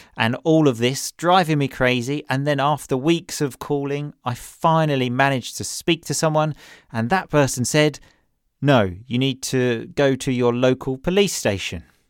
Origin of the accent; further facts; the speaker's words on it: England, United Kingdom; moved away as an adult; now in Italy; my home country, which is obviously England, and Italy, where I live